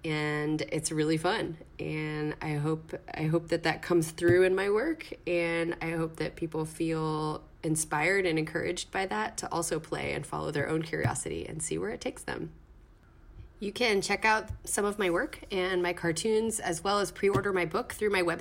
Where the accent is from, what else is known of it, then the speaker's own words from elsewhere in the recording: Texas, United States; also born or lived in Bronx, New York; now in New York, United States; I live in the Bronx, but I'm originally from Texas